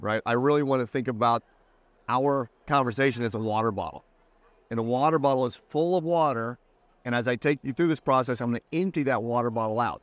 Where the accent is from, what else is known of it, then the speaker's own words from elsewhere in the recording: Indiana, United States; also born or lived in Southern California; now in Charleston, United States; Midwest boy, Indiana